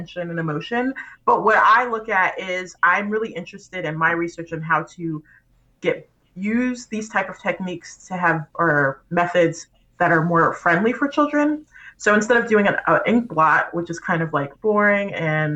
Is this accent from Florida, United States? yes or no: yes; Tampa, Florida, United States; moved away; also born or lived in Gainesville, Florida; I hail from Florida. I was raised in Tampa, Florida